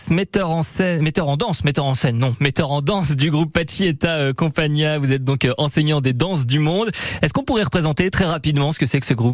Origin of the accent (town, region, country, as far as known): Bayonne, Nouvelle-Aquitaine, France; born or raised there; also born or lived in Bassussarry